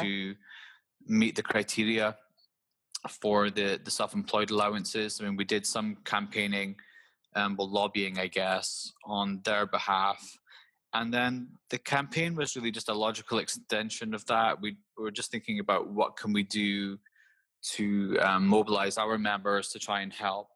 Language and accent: English; Aberdeen, Scotland, United Kingdom; I'm actually Scottish